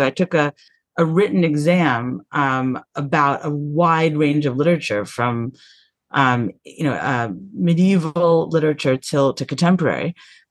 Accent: New York, United States; moved away as an adult; now in London, United Kingdom; when I was living in New York. I'm from New York

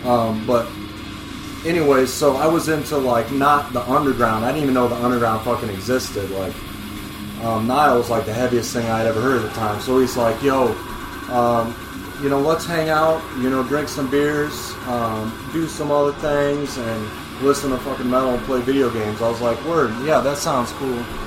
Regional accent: Quad Cities, United States; also born or lived in Carbondale, Illinois; I was moving from Carbondale to uh, back home to the Quad Cities

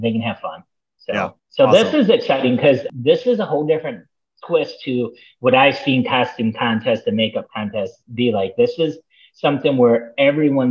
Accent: Michigan, United States; now in Florida, United States; I'm from Michigan.

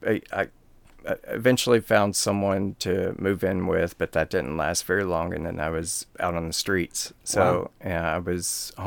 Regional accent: Tennessee, United States; moved away as an adult; also born or lived in Los Angeles, California; now in Escondido, United States; I was a beta from Tennessee

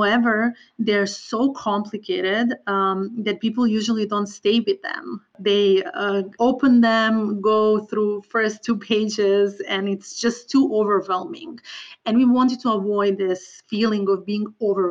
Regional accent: Serbia; moved away; I am originally from Balkans, from Serbia, and I truly believe that my personal background affected my choice of work a lot. I grew up in an area that was impacted by different wars and conflicts

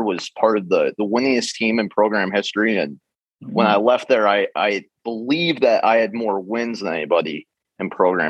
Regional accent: Brainerd, Minnesota, United States; now in Sea Island, United States; I grew up in Brainerd, Minnesota, which for those of you who don't know is 2 hours north of the Twin Cities. It's the small town where the sheriff is from in the movie Fargo.

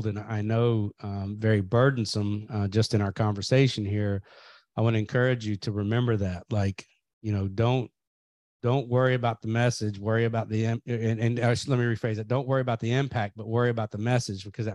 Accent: Kentucky, United States; I grew up in Kentucky

